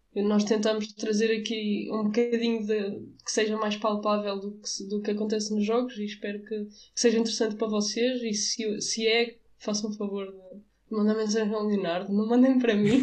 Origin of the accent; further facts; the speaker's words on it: Avanca, Aveiro District, Portugal; eu sou de Avanca